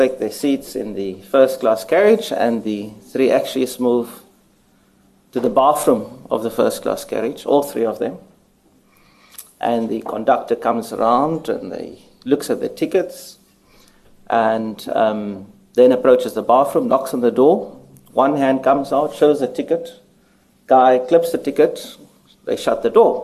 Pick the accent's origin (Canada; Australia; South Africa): South Africa; Cape Town, Western Cape; moved away; Cape Town is my hometown, and I'm always pleased to return here.